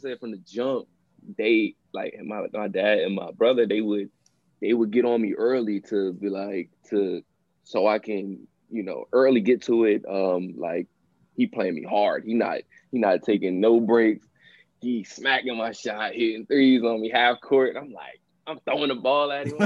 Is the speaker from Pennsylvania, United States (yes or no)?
yes; Chester, Pennsylvania, United States; also born or lived in Delaware; I'm from Chester